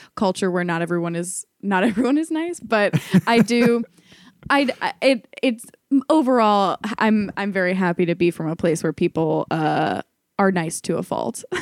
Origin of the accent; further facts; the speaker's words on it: Ohio, United States; moved away as an adult; also born or lived in New York; I, had been going back and forth between New York and Ohio, where I'm from